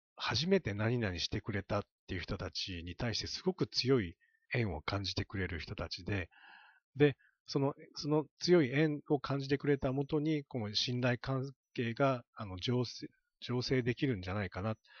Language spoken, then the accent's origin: Japanese; Kyushu, Japan; 私、まあ、九州出身